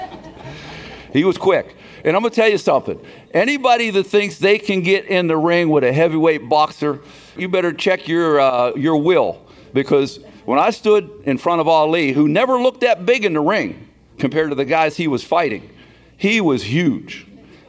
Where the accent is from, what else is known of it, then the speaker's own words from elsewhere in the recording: Beaver Falls, Pennsylvania, United States; I'm from Beaver Falls, Pennsylvania